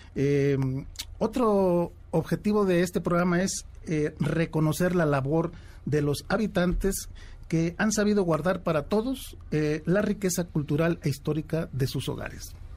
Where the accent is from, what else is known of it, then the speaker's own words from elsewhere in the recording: Tula, Tamaulipas, Mexico; moved away; mi pueblo de origen, mi pueblo de nacimiento, Tula, Tamaulipas